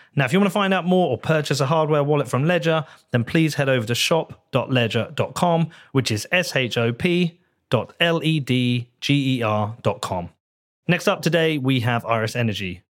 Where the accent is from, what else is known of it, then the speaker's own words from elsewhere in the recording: Bedford, East of England, United Kingdom; in my hometown